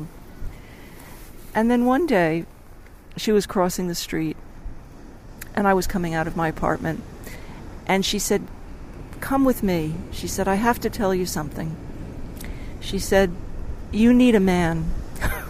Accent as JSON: {"language": "English", "country": "United States", "moved": "yes", "lives_now": "Australia", "said": "I'm living in Australia and I'm American"}